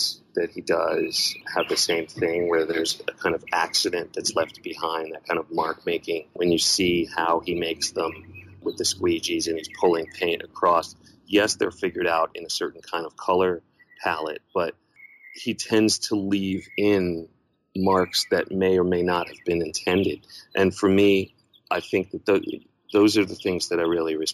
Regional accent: New York, United States; moved away as an adult; I was born in New York

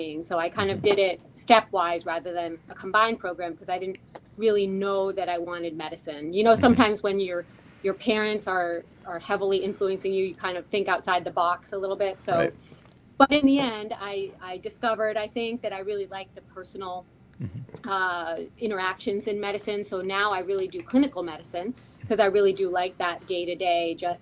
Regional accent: Hamilton, Massachusetts, United States; I grew up in right outside of Boston, Massachusetts, in a suburb called Hamilton

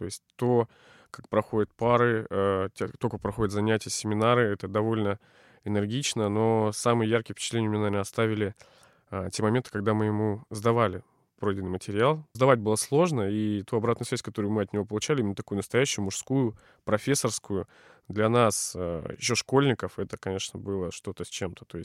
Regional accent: Novosibirsk, Novosibirsk Oblast, Russia; Я, более того, из Академгородка. Я родился прямо вот в лесу

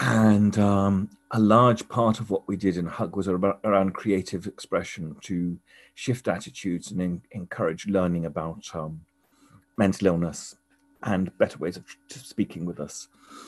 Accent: East of England, United Kingdom; also born or lived in York / Scotland; I was born in York in England, and I stayed there, I think, 6 months and moved to Scotland to Lucas. My dad was in the Air Force. And for most of my childhood, I wandered around mainly England and a lot of Norfolk

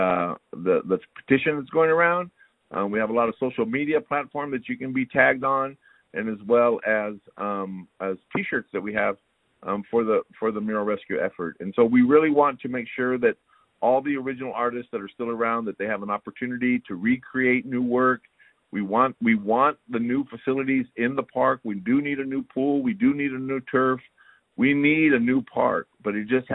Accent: Santa Barbara, California, United States; I'm from the East Side. I'm eight generations in Santa Barbara

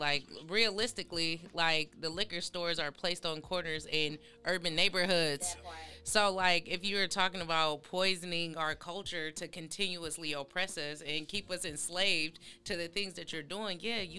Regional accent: Lansing, Michigan, United States; now in Atlanta, United States; I'm originally from Michigan, and coming down here

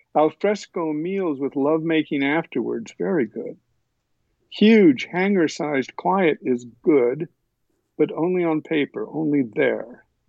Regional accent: eastern Kentucky, United States; moved away; I was born in Kentucky where my father served the church in eastern Kentucky

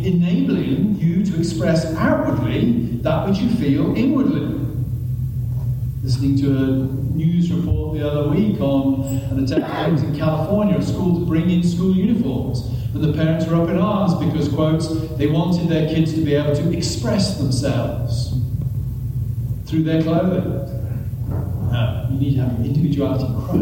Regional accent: England, United Kingdom; I'm English, we don't hug

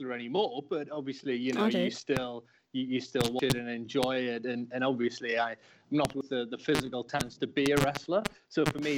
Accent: Newcastle upon Tyne, North East England, United Kingdom; I'm actually from Newcastle, northeast of England

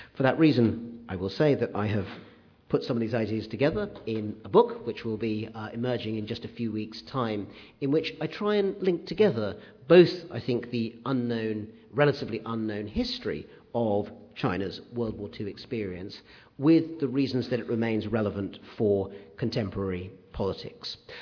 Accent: United Kingdom; growing up in Britain in the 60s and 70s

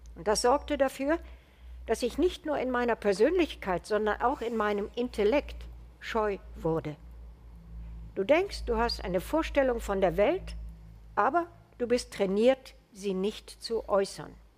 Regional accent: Germany; als Deutsche

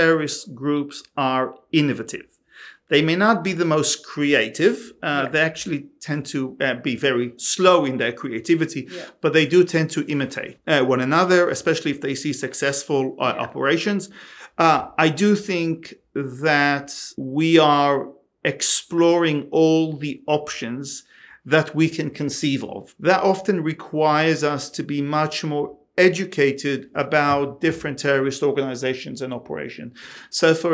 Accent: Australia; us as Australian

